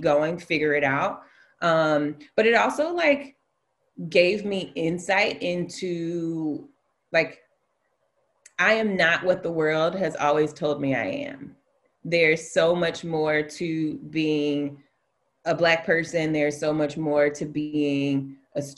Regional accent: Alabama, United States; moved away; I'm from Alabama. I went to failing schools for a long time in my life

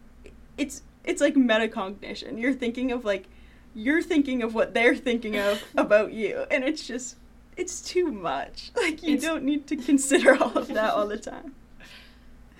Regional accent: North Reading, Massachusetts, United States; North Reading, my hometown

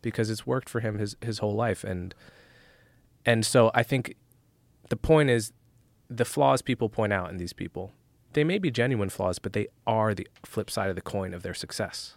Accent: New Jersey, United States; moved away; I grew up in North Jersey right outside of New York

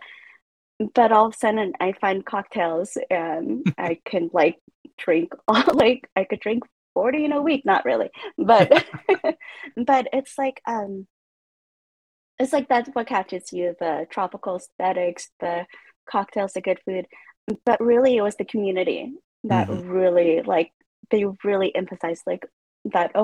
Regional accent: Ventura County, California, United States; I'm from Ventura County

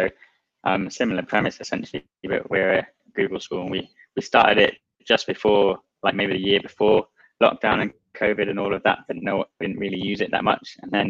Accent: Kenya; now in Oman; I mean, I grew up abroad. I grew up in Kenya as a kid, and that's where I grew up.

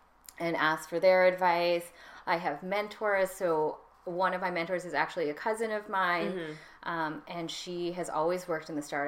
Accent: Canada; I grew up in Canada.

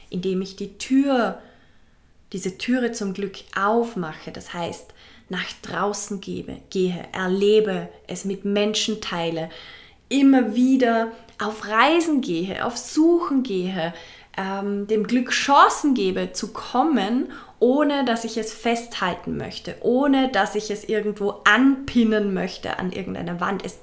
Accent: Vorarlberg, Austria; now in Fuerteventura, Spain; einige Wochen in meiner Heimat in Vorarlberg. Es war wunderschön. Ich habe es sehr geliebt und bin jetzt gerade wieder zurück auf Fuerteventura, meiner momentanen zweiten Heimat.

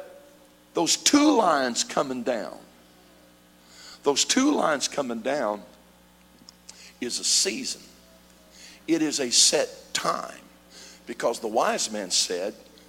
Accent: Missouri, United States; now in California, United States; I grew up in Missouri

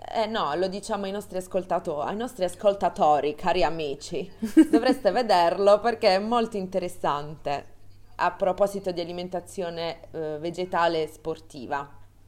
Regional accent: Bari, Apulia, Italy; now in Milan, Italy; ho trentatré anni, vengo da Bari

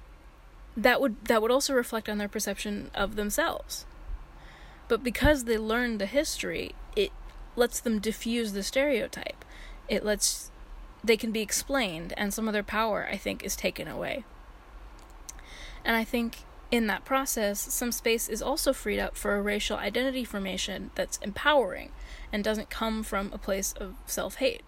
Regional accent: San Francisco, California, United States; I'm from San Francisco

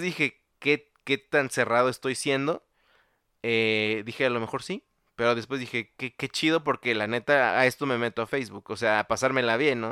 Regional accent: Mexico

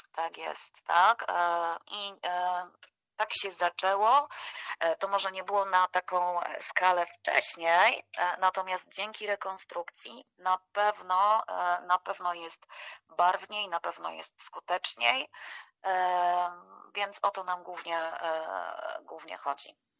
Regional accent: Gorlice, Lesser Poland, Poland; jesteśmy z Gorlic

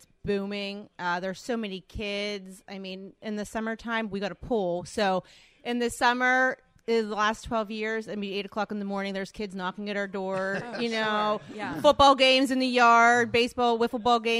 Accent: McKees Rocks, Pennsylvania, United States; moved away as an adult; now in Collier Township, United States; I'm from McKees Rocks.

